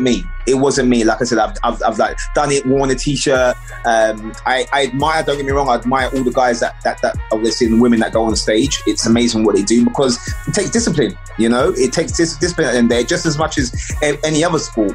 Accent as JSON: {"language": "English", "region": "London", "country": "United Kingdom", "tie": "born or raised there", "said": "I grew up in East London"}